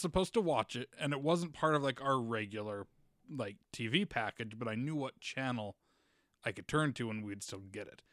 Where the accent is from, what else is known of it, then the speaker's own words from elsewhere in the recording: Utah, United States; I grew up in Utah